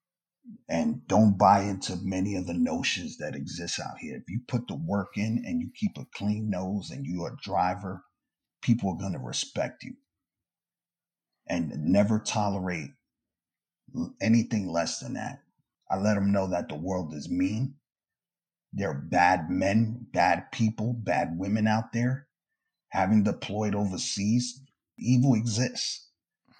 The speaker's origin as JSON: {"language": "English", "town": "New York City", "region": "New York", "country": "United States", "tie": "born or raised there", "said": "I grew up in New York City housing out in Brooklyn in the 80s and 90s"}